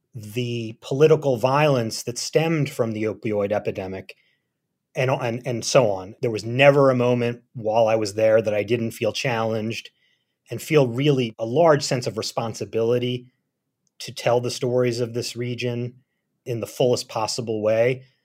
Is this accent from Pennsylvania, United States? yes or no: yes; Philadelphia, Pennsylvania, United States; moved away as an adult; also born or lived in Berlin, Germany / Hazard, Kentucky; I grew up in Philadelphia